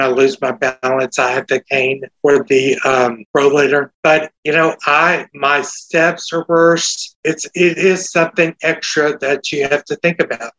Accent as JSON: {"language": "English", "region": "Texas", "country": "United States", "accent": "Texas", "said": "my Texas accent"}